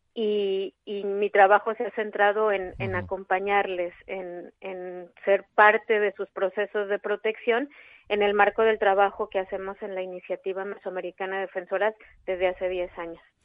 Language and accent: Spanish; Mexico; yo soy mexicana.